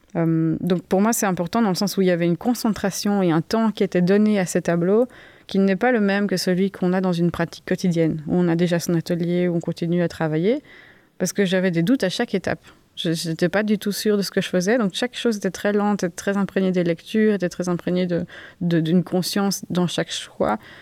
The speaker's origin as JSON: {"language": "French", "town": "Uccle", "region": "Brussels-Capital Region", "country": "Belgium", "tie": "born or raised there", "said": "je suis né en 1987 à Uccle, je suis artiste, je vis et je travaille à Bruxelles"}